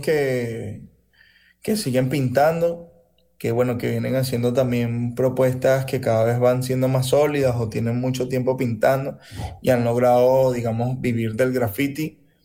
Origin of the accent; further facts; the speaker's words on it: Caracas, Capital District, Venezuela; also born or lived in Río Caribe, Sucre; yo nací en Caracas, pero toda mi familia por parte de papá y por parte de mamá son de Río Caribe. Yo me crié este, casi que todas las vacaciones en Río Caribe